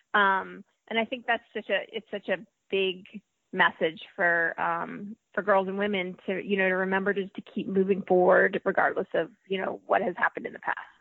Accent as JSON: {"language": "English", "region": "New Jersey", "country": "United States", "tie": "born or raised there", "also_born_or_lived": "North Carolina", "moved": "as an adult", "lives_now": "Atlanta, United States", "said": "I grew up in New Jersey"}